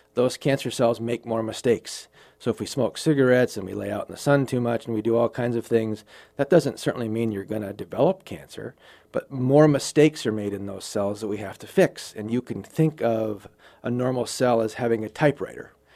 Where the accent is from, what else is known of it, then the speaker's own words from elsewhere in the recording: Wild Rose, Wisconsin, United States; now in Sioux Falls, United States; I grew up on a dairy farm in Wisconsin